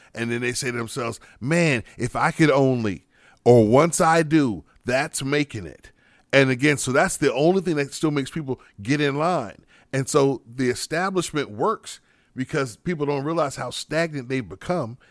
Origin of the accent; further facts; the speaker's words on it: United States; as proud as I am as an American, mm-hmm. as much as I love my country